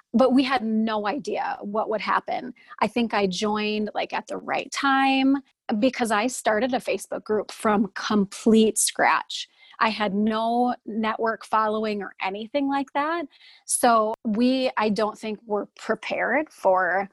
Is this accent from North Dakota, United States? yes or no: yes; Fargo, North Dakota, United States; I'm from Fargo, North Dakota. Everyone can hear it in my accent, I'm sure.